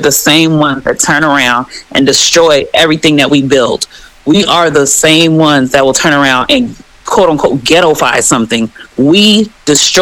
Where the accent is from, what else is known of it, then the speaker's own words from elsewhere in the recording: Miami, Florida, United States; moved away as an adult; me growing up in Miami